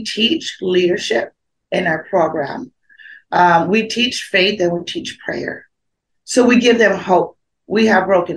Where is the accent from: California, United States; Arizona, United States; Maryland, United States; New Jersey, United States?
Arizona, United States; Phoenix; living and born and raised in South Phoenix, me and myself were in the area of South Phoenix, born and raised.